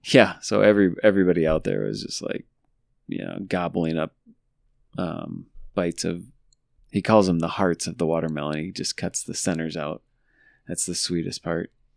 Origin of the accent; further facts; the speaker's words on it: La Verne, United States; we grew up in Laverne and the dealership was Papick Motors in Laverne